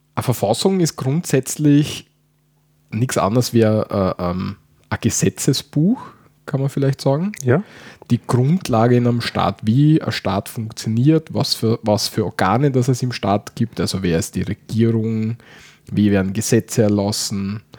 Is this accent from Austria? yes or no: yes; Austria; wie bei uns